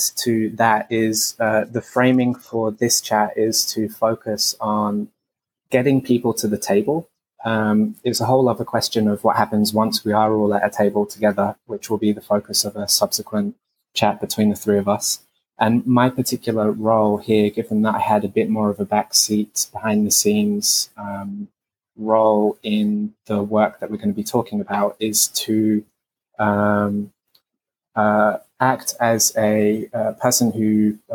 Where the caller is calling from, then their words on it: Melbourne, Victoria, Australia; I'm calling in from Nam, otherwise known as Melbourne, from so-called Australia